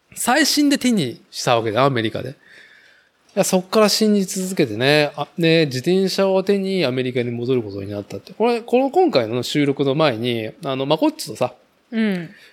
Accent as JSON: {"language": "Japanese", "town": "Nagoya", "region": "Aichi", "country": "Japan", "tie": "born or raised there", "lives_now": "Chita Peninsula, Japan", "said": "僕自身はやっぱ名古屋生まれ、名古屋育ち"}